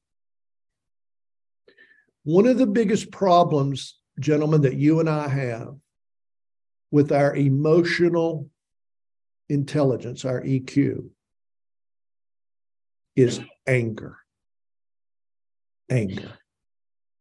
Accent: Tennessee, United States; I grew up in Tennessee saying, I'll learn you

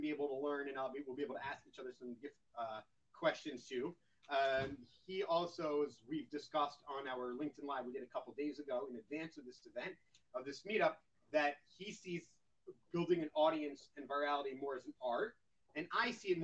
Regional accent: United States; now in Israel; As an American, as someone that's worked at a Fortune 500 company

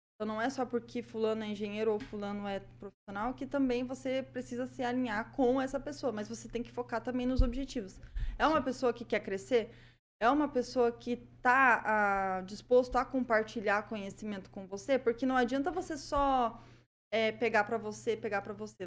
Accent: Prudentópolis, Paraná, Brazil; accent: prudentopolitano; Esse sotaque aí não é maringaense, não. Esse sotaque aqui é prudentopolitano, tá?

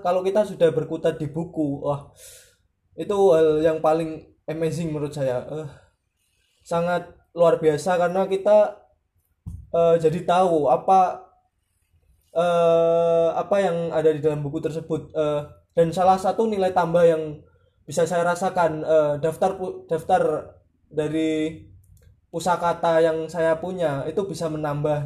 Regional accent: Nganjuk, East Java, Indonesia; kampung saya tepatnya di Nganjuk

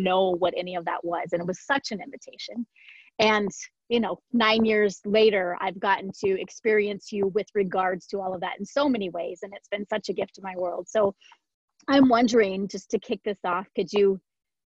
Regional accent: Iowa, United States; I grew up in Iowa, like farm girl

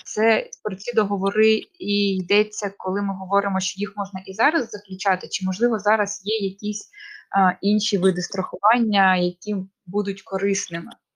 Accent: Kharkiv, Kharkiv Oblast, Ukraine; ми з Харкова

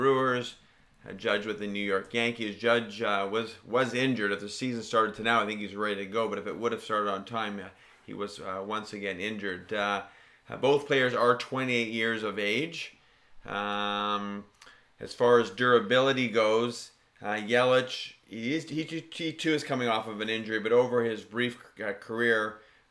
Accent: Canada; being Canadian

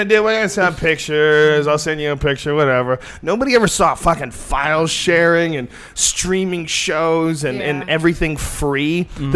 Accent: Boston, Massachusetts, United States; moved away; also born or lived in New Jersey; I was born in New Jersey, and I grew up mostly in Boston

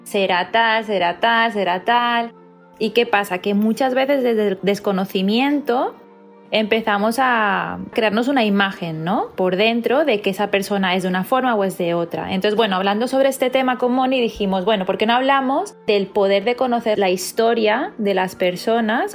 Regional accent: Barcelona, Catalonia, Spain; coach de bienestar y soy de Barcelona, España.

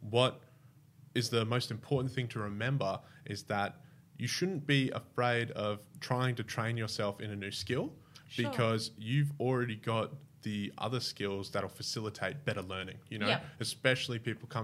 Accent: Bowral, New South Wales, Australia; also born or lived in Brisbane, Queensland; now in Canberra, Australia; I grew up in Bowral

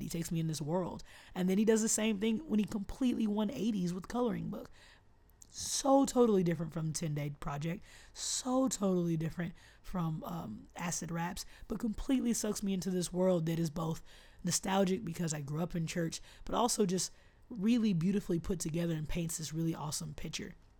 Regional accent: Austin, Texas, United States; my hometown

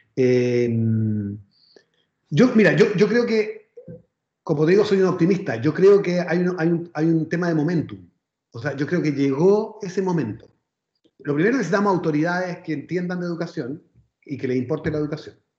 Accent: Viña del Mar, Valparaíso, Chile; yo soy de Viña, entonces además eh, podemos quejar como buenos provincianos

